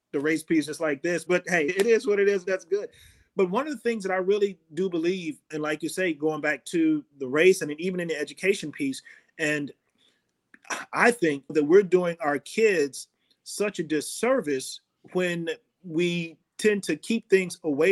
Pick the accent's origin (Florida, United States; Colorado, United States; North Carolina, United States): Florida, United States; Fort Myers; growing up in Florida and Fort Myers